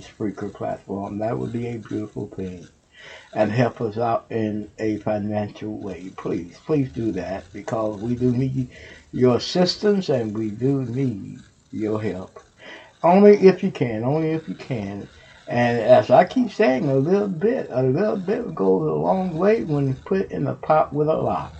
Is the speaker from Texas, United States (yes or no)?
yes; Houston, Texas, United States; now in Ohio, United States; Houston, Texas, you my hometown